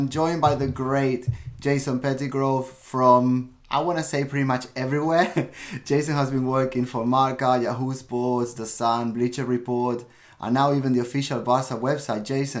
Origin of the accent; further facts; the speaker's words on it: London, United Kingdom; and I'm from London